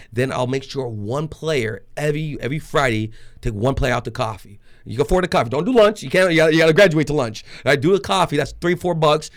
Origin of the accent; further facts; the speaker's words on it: Trinidad & Tobago; now in Arizona, United States; I'm just a Trinidadian Jewish boy in Arizona